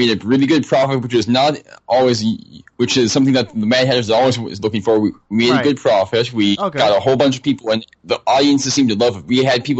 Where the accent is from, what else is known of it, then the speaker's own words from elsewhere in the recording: Wadena, Minnesota, United States; Wadena is my hometown, small town that I grew up in.